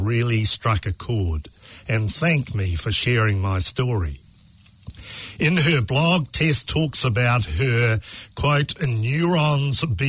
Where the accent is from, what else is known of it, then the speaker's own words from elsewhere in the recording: Christchurch, Canterbury, New Zealand; I grew up on Scarborough Hill in Sumner